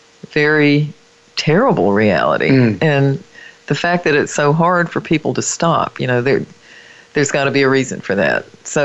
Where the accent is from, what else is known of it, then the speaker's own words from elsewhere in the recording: the mountains of North Carolina, United States; my hometown, which is in the mountains of North Carolina